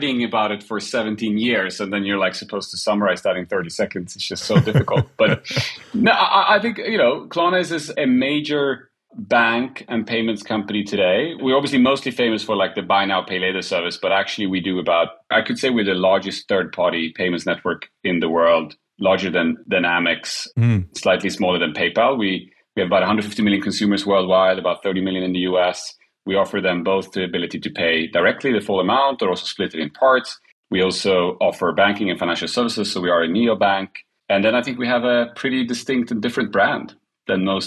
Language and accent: English; Sweden; I'm an immigrant kid, Polish background, born and raised in Sweden